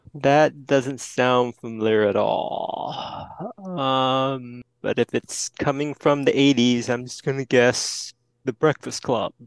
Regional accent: Houston, Texas, United States; I'm from Houston, Texas

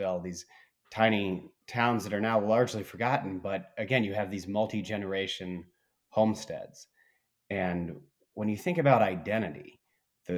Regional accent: Bloomington, Indiana, United States; in Indiana, we have Lake Monroe near my hometown of Bloomington

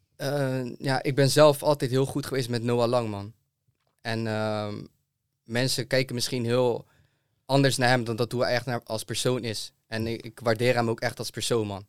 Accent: Zeeland, Netherlands; also born or lived in Rotterdam / Amsterdam; ik kom zelf uit Zeeland.

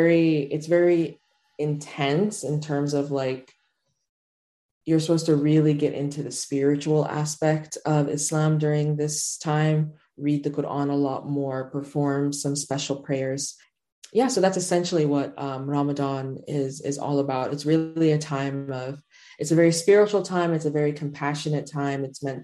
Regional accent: Chicago, Illinois, United States; also born or lived in Doha, Qatar; I'm from Chicago, but my family's Sudanese, and I've grown up between Chicago and Doha, Qatar.

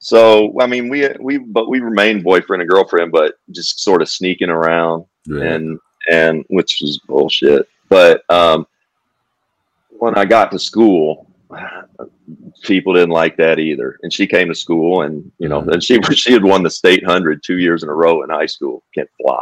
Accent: Kentucky, United States; it's my home state.

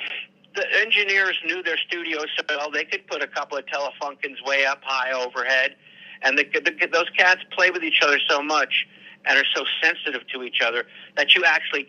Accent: New York, United States; Oh, yeah, I'm from New York, yeah.

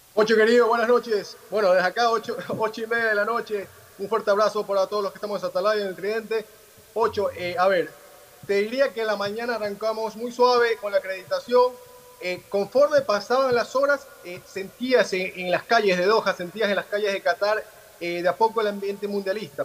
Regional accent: Ecuador; como ecuatorianos

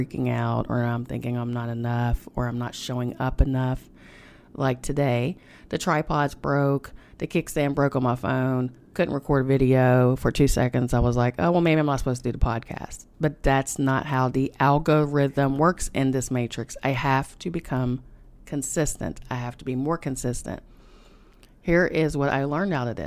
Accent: United States; accent: hillbilly

